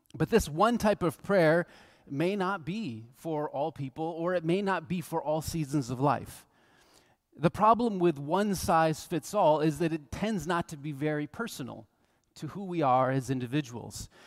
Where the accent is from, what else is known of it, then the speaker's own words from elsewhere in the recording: United States; We're from the United States